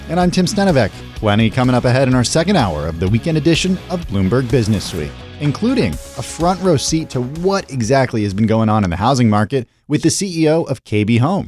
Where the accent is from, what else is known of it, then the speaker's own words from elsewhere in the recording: California, United States; I'm a Californian.